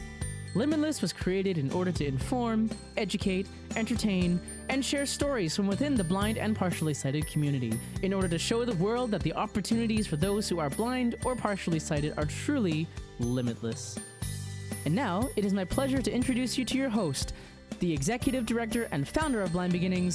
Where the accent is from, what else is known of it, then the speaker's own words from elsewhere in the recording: Canada; And so I identify myself as Taiwanese, Brunei, and Chinese Canadian. I was born here, as were both of my siblings. And my parents immigrated here and they met and married here.